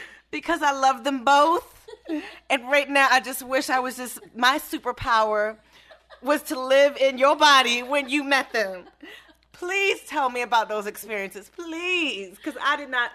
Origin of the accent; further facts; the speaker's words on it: Maryland, United States; moved away; I'm from Maryland, for those who don't know that I'm from Maryland